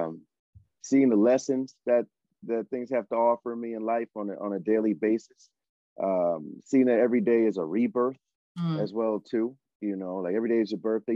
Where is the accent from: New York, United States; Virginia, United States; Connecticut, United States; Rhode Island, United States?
Connecticut, United States; now in Los Angeles, United States; Where I grew up in Connecticut, as you know, on Plainfield Street